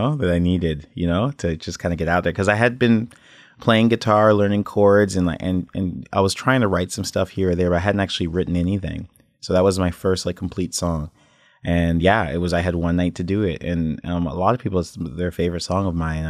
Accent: Toronto, Ontario, Canada; I was born in Toronto.

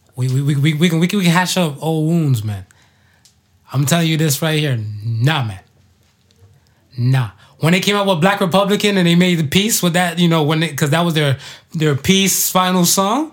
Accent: United States; I grew up and stuff in America.

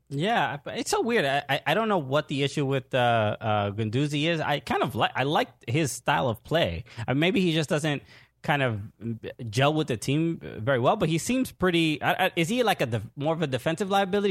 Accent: New York City, New York, United States; I grew up in Brooklyn, New York

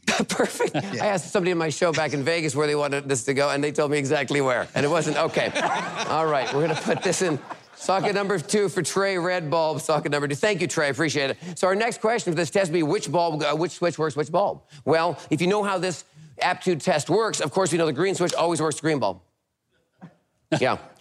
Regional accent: Vancouver, British Columbia, Canada; also born or lived in Tennessee; now in United States; I'm originally from Vancouver, Canada. I've been here for about 20 years now.

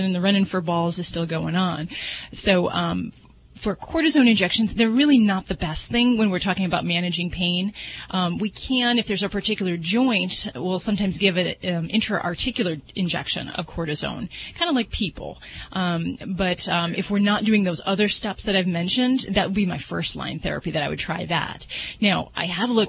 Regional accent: Las Vegas, Nevada, United States; I'm from Vegas

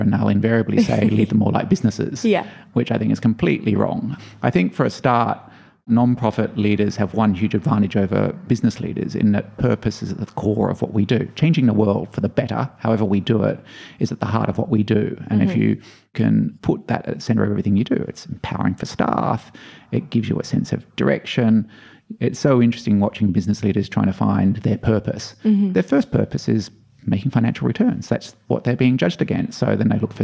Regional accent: Australia; I am Australian, but I also have a Belgian passport

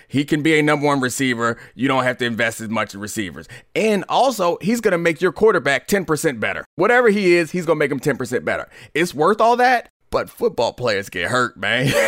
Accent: Baltimore, Maryland, United States; now in Washington, D.C., United States; I grew up in Baltimore

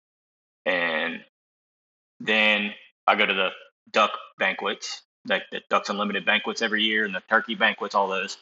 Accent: Tallahassee, Florida, United States; I'm from Tallahassee, Florida. Lived here my whole life.

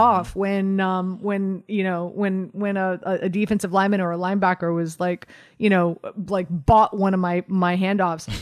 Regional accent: Miami, Florida, United States; moved away; I'm from Miami

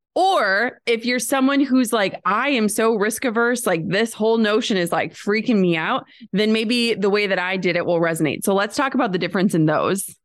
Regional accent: Midwest, United States; we're from the Midwest.

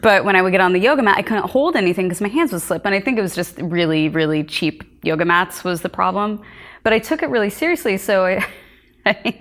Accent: Lawrence, Kansas, United States; moved away; also born or lived in Princeton, New Jersey; I grew up in Lawrence, Kansas

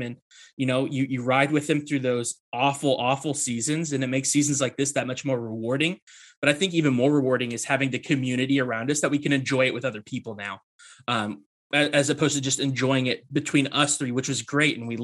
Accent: Kentucky, United States; also born or lived in Bowling Green, Kentucky; growing up in Kentucky, you are born and raised to be a Kentucky Wildcats fan. Living where we do in Bowling Green

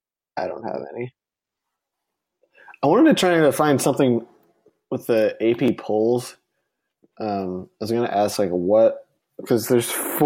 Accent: Indiana, United States; accent: Indiana; It's my Indiana accent.

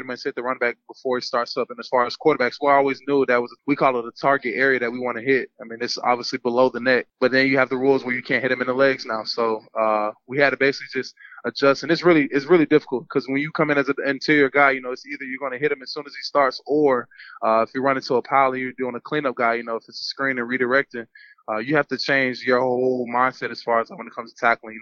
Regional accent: Atlanta, Georgia, United States; also born or lived in Hiram, Georgia; I'm originally from Hiram, Georgia, born in Atlanta, Georgia, Northside Hospital

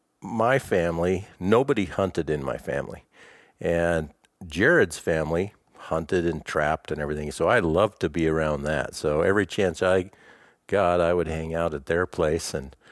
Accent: Ontario, Oregon, United States; born there; also born or lived in Alaska; I was born in Ontario, Oregon, but my dad was a pastor all the time, so I was a preacher's kid. So we moved quite a bit. So basically, even though I was born in Oregon, the first 4 years of my life, we lived in Alaska.

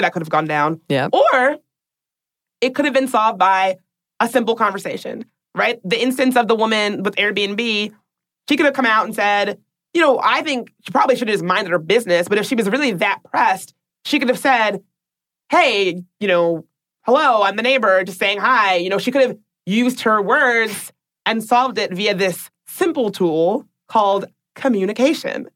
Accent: Washington, District of Columbia, United States; my hometown of Washington, D.C.

